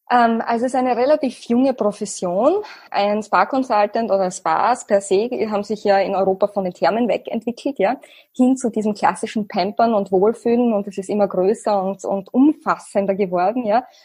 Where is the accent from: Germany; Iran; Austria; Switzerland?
Austria; Österreich als mein Heimatland